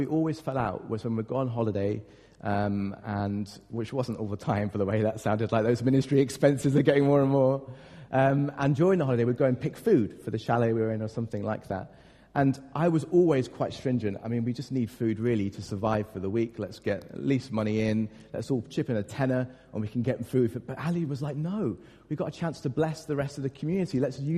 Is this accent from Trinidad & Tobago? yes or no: no; United Kingdom; we're British